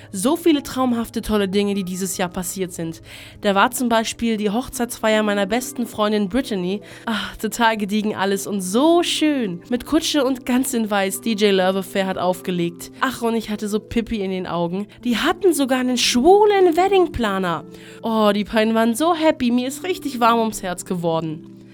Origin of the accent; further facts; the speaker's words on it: Greece; Ich komme endlich mal wieder in meine Heimat nach Griechenland.